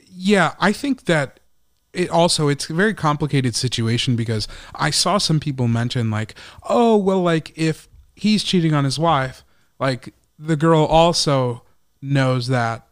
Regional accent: Chicago, Illinois, United States; that's my hometown

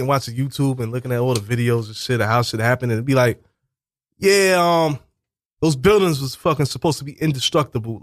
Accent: New York City, New York, United States; now in Bronx, New York, United States; Originally, I'm from the Rockaways. So I'm from the Rockaways.

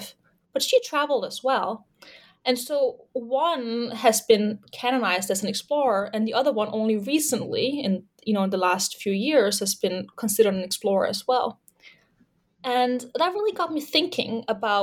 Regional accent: Denmark; moved away as an adult; also born or lived in Leeds, United Kingdom / Toronto, Canada; I'm originally from Denmark.

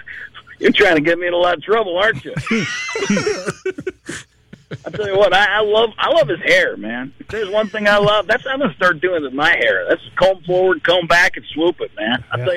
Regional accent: Waukesha, Wisconsin, United States; moved away; also born or lived in Elmwood Park, Illinois; I grew up, I was born actually in Elmwood Park, Illinois, right outside of Chicago. But then I grew up in Waukesha, Wisconsin.

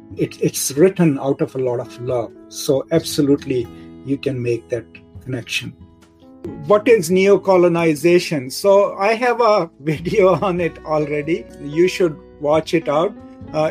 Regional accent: Pakistan; I'm from Pakistan, right? No Pakistani can ever tell me that I'm not from Pakistan, because the village where my family still lives, we have lived there for more than 1,000 years

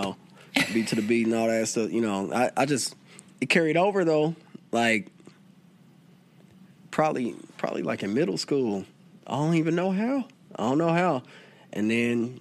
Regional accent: Kansas City, Missouri, United States; I was born at right smack dab middle Kansas City

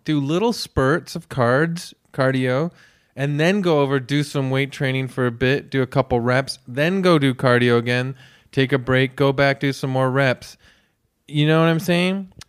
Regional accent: Toronto, Ontario, Canada; I grew up in a very bland, sort of, like, white suburban area of Etobicoke

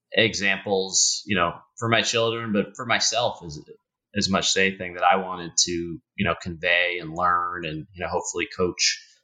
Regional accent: Newton, Massachusetts, United States; So I grew up just outside Boston, a town called Newton, just outside of that, in a passionate basketball household.

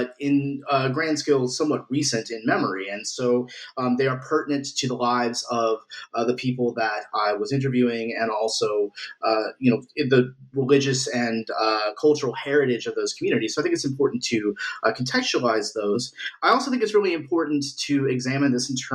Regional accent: United States; experienced in living and growing up in the United States

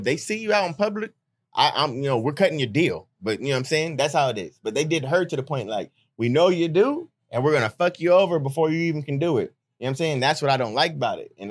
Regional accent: Hayward, California, United States; I'm from Hayward, but like, damn near, I don't tell people I'm from Oakland. I was born in Hayward.

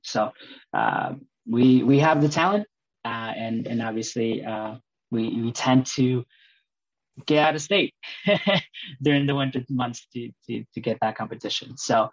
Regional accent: Northfield, Minnesota, United States; also born or lived in Colorado; I grew up in Minnesota, Northfield, Minnesota.

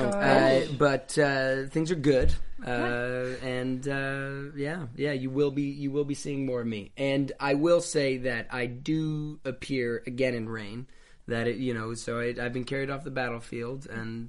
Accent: Woodstock, New York, United States; moved away; also born or lived in Manhattan, New York / Toronto / Los Angeles; I was born in Manhattan, and then I lived there until I was about 7 years old. Then we moved upstate to Woodstock, New York.

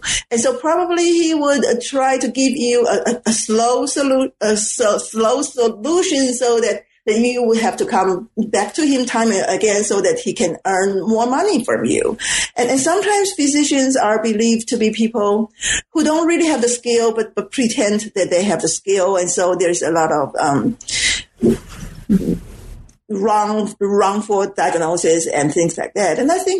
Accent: Taiwan; And because I am from Taiwan, I cannot speak the Suzhou dialect, and I don't really have the vocabulary in my quote unquote encyclopedia about those slangs.

